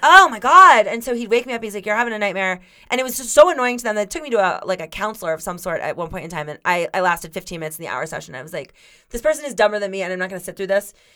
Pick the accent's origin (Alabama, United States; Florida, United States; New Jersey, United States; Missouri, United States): Florida, United States; I grew up in Florida